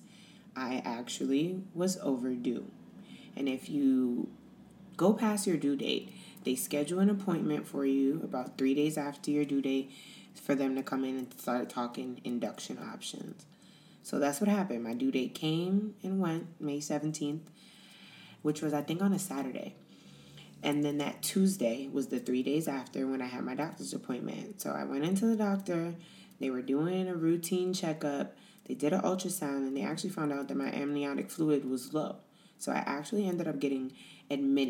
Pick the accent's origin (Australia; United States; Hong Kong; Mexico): United States; moved away as an adult; now in Italy; we're American